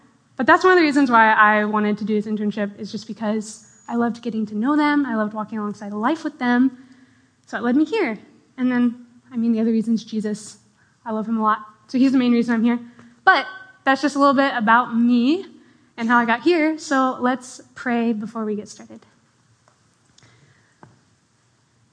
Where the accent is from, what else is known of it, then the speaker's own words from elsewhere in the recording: Edmonds, Washington, United States; I grew up in Edmonds, Washington, which is like, just like 20 minutes north of here, pretty small town. But I've lived there my whole life